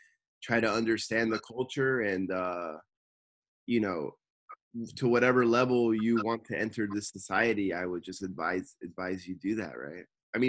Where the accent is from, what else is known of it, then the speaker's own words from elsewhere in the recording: Los Angeles, California, United States; moved away as an adult; now in Tokyo, Japan; for me, as a person who spent, you know, their whole life growing up in the States and California